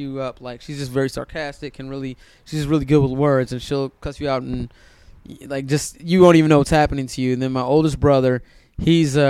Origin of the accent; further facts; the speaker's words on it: Silver Spring, Maryland, United States; moved away as an adult; also born or lived in Hyattsville, Maryland; now in Los Angeles, United States; I grew up in Silver Spring, Maryland